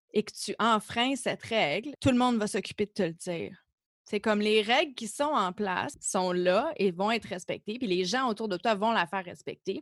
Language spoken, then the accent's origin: French; Canada; also born or lived in Germany; en tant que Canadien